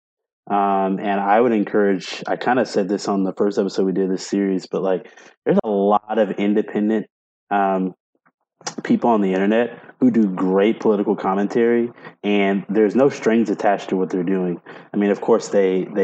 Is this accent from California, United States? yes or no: no; Mississippi, United States; I grew up in the South, in like deep South, like Mississippi